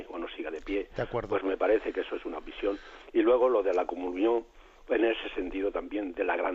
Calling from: Murcia, Region of Murcia, Spain; de Murcia

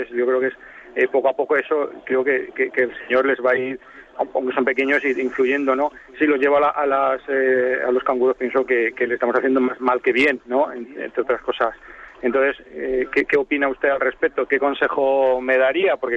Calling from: Zaragoza, Aragon, Spain; de Zaragoza.

